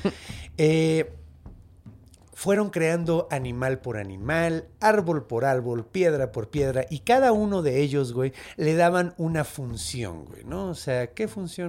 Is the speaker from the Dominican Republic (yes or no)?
no; Mexico; soy mexicano